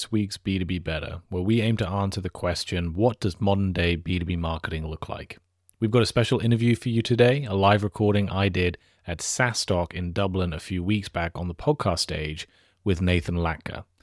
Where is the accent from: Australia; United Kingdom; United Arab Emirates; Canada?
United Kingdom; I'm British.